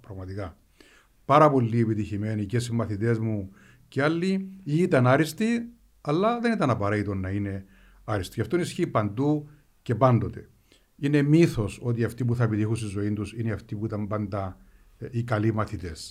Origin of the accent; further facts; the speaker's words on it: Strovolos, Nicosia District, Cyprus; moved away as an adult; also born or lived in Athens, Greece / United States; γεννήθηκα μεγάλωσα στο Στρόβολο